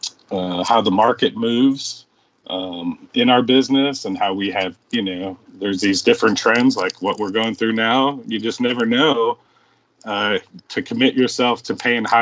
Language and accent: English; Chicago, Illinois, United States; now in Houston, United States; Chicago was my home